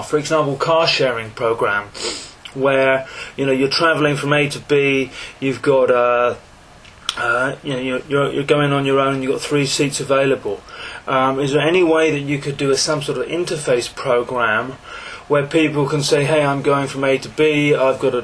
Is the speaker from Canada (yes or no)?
no; England, United Kingdom; I'm English, 43 years old